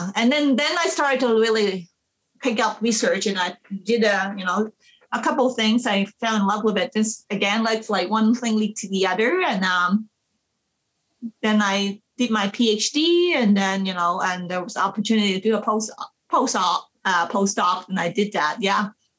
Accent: Manitoba, Canada; now in British Columbia, Canada; I came from Manitoba, you know, to British Columbia, like from the rural areas to the urban area.

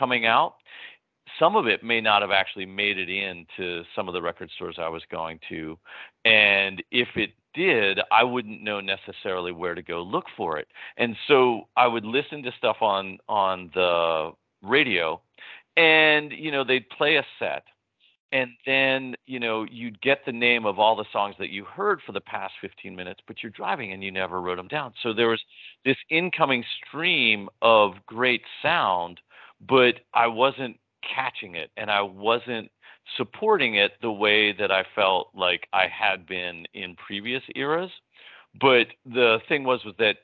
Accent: Philadelphia, Pennsylvania, United States; the house that I grew up with was on Penn campus

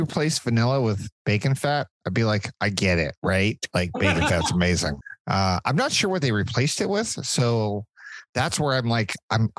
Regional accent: United States; I'm American.

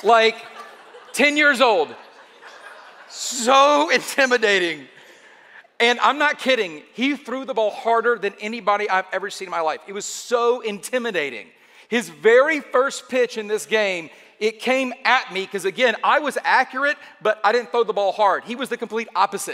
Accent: Atlanta, Georgia, United States; I am from Atlanta

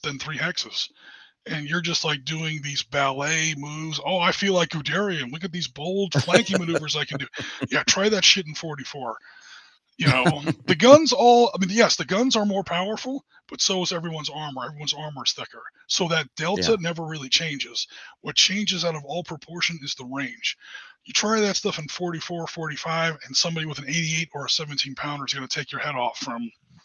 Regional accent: United States; I'm an American

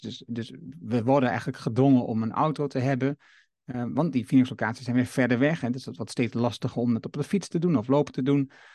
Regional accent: Haaksbergen, Overijssel, Netherlands; Ik ben geboren in Haaksbergen

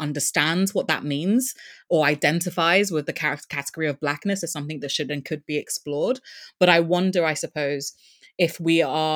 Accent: Upper East, Ghana; born and raised in Ghana and who comes from a particular ethnic group

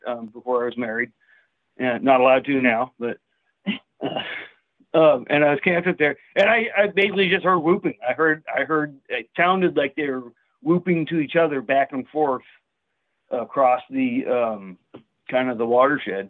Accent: Northern California, United States; now in Portland, United States; I grew up in Northern California.

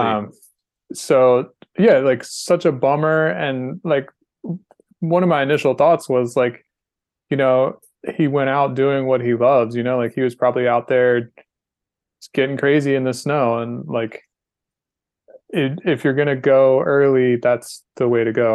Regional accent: North Carolina, United States; I'm from North Carolina

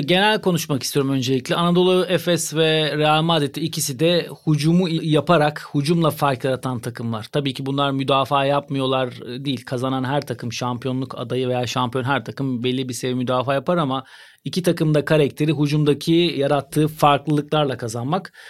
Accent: Turkey; bir Türk olarak

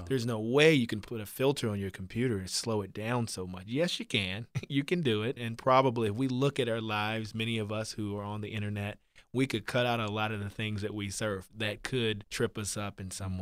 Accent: Virginia, United States; I grew up in Virginia on the farm

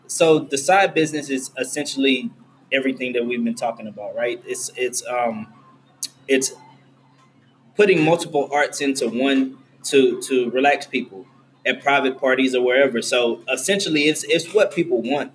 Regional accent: Houston, Texas, United States; I'm originally from Trinity Garden, so I was still staying over there

